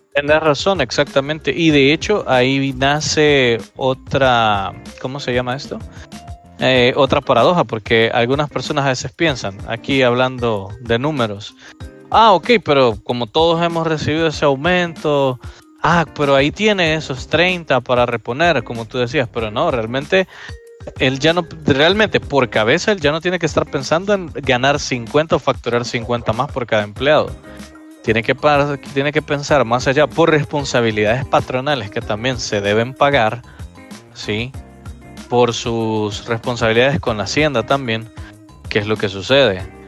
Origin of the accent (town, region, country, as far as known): El Salvador